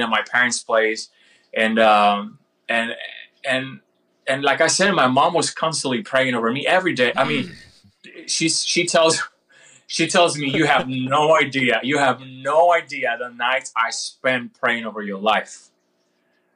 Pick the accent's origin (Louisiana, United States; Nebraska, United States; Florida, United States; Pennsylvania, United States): Florida, United States; this guy from Florida